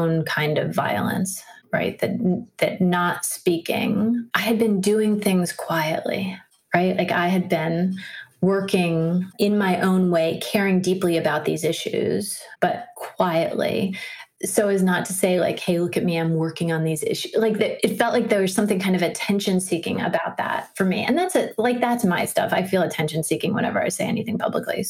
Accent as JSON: {"language": "English", "town": "Washington", "region": "District of Columbia", "country": "United States", "tie": "born or raised there", "said": "I grew up in Washington, D.C."}